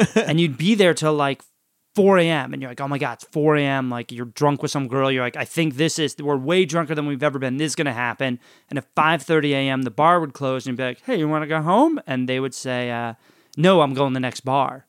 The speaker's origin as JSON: {"language": "English", "town": "New Orleans", "region": "Louisiana", "country": "United States", "moved": "yes", "said": "We're from New Orleans"}